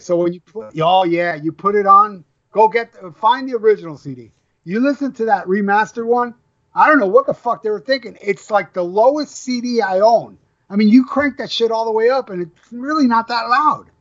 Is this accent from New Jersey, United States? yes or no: no; Florida, United States; I'm from Florida